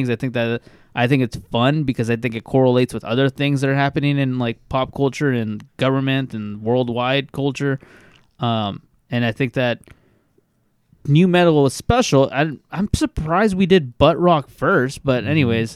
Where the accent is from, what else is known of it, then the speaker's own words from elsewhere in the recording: Bakersfield, California, United States; growing up in the fucking hood in Bakersfield, California